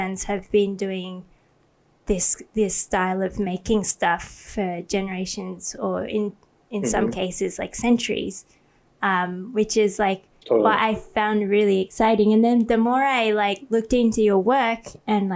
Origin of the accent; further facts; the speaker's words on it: Australia; moved away as an adult; also born or lived in Sydney, Australia; now in Thailand; then I moved to Australia